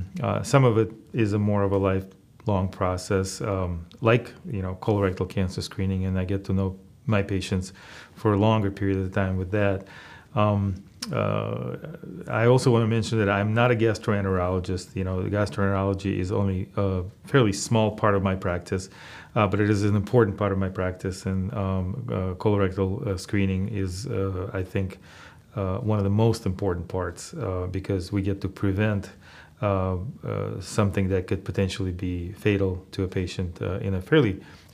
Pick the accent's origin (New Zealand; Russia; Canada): Russia; moved away as an adult; now in United States; Well, I immigrated to the United States when I was fairly young, at 18 years of age, and right after high school.